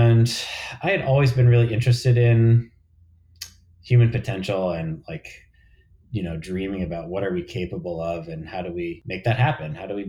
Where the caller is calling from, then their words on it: New York City, New York, United States; Yeah, I'm in New York City. I'm in Harlem and I'm in my home office